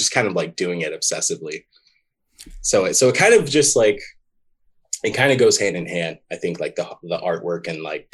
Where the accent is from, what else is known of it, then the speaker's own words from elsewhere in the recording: Shreveport, Louisiana, United States; I grew up in Shreveport, Louisiana.